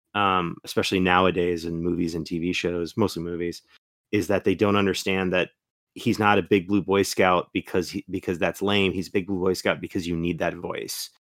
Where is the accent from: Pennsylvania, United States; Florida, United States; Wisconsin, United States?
Florida, United States; accent: Florida; my Florida accent